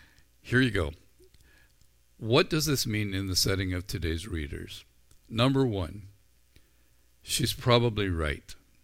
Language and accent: English; Ireland; I think I came by it honestly. I'm Irish. I'm a guy. I had red hair.